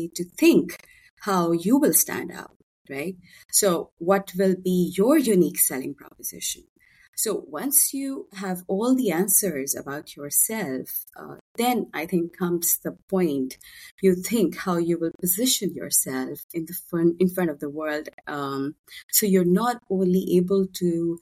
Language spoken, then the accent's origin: English; Pakistan; born and raised in Pakistan